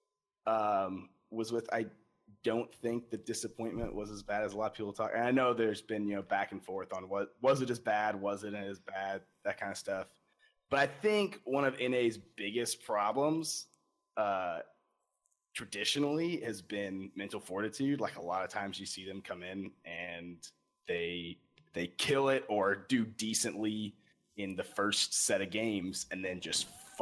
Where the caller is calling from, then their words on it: Bradford, Pennsylvania, United States; Well, I am calling from Pennsylvania.